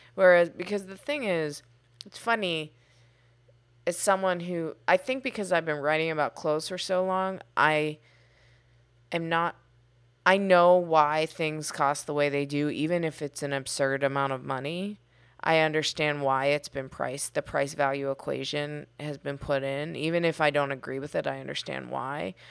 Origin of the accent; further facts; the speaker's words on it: Pittsburgh, Pennsylvania, United States; I grew up in Pittsburgh.